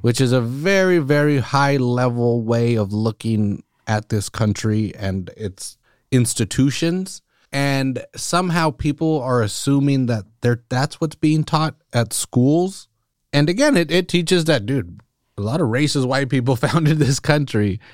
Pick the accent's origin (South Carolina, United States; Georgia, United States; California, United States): California, United States; Salinas; growing up in Salinas